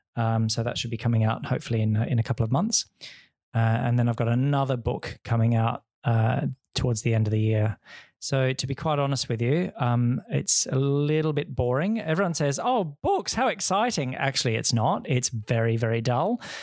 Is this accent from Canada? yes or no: no; Perth, Western Australia, Australia; moved away as an adult; also born or lived in Wheatbelt, Western Australia / London / Hong Kong; coming back to Perth, um, which is my hometown